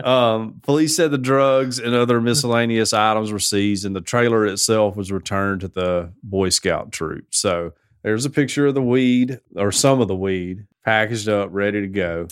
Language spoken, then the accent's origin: English; the South, United States; We're from the South